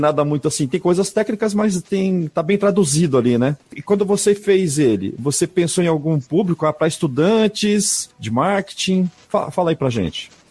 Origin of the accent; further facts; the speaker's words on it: Cruzeiro do Oeste, Paraná, Brazil; also born or lived in Umuarama, Paraná; now in São Paulo, Brazil; sou paranaense também.